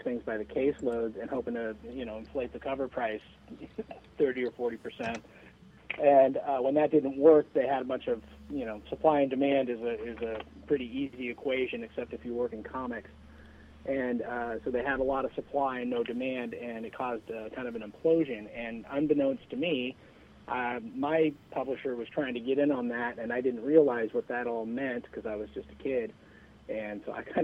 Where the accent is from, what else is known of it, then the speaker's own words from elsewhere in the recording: San Mateo, California, United States; My hometown of San Mateo.